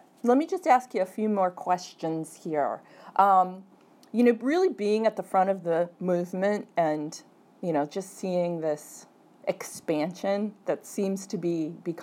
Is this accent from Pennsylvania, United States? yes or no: no; Cleveland, Ohio, United States; moved away; I'm from Cleveland, so my family's always asking me about it